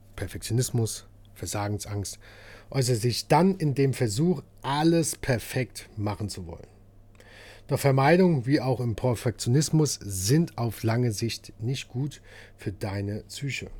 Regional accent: Hesse, Germany; Bei uns Hessen

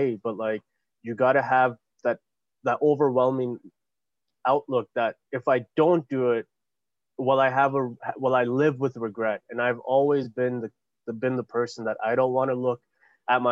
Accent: Canada; we people of color, even though we're born and raised in Canada

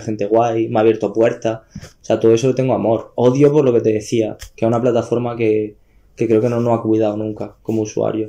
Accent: Almería, Andalusia, Spain; yo soy como de Almería Capital, tengo mi pueblo, pero yo como viví, viví, vivo en Almería Capital

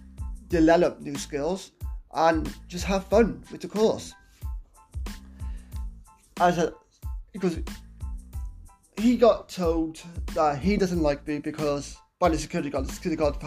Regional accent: Wales, United Kingdom; I'm not British, I'm Welsh

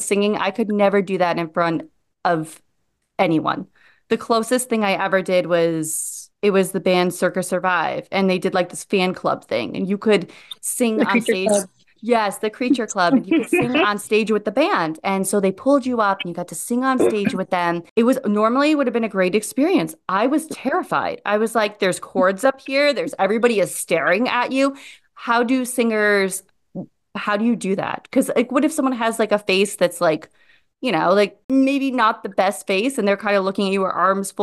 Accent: Midwest, United States; moved away; I'm originally from the Midwest.

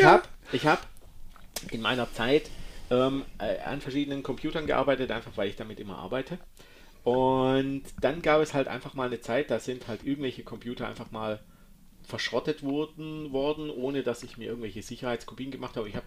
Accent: Baden-Württemberg, Germany; weil ich bin ja ein Schwabe und damit sparsam.

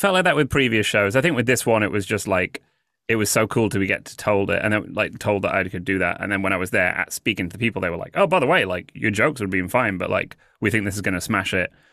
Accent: United Kingdom; moved away as an adult; also born or lived in Los Angeles; now in New York, United States; I'm British

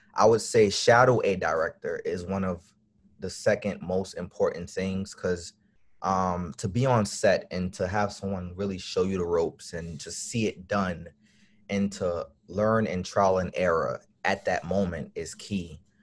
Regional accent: New York City, New York, United States; I'm from Brooklyn, New York

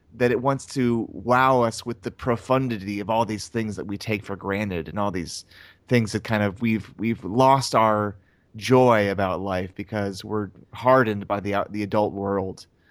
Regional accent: North Carolina, United States; I'm from North Carolina

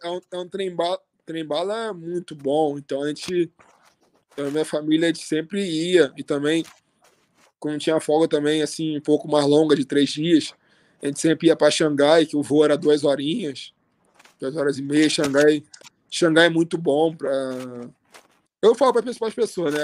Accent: Rio de Janeiro, Brazil; moved away as an adult; also born or lived in Russia; Eu morava no Rio, eu sou do Rio

